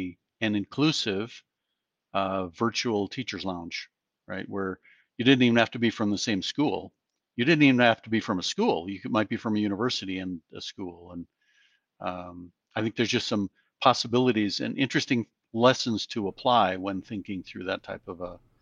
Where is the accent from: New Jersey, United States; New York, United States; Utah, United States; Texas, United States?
Utah, United States; she's from India, I'm from Utah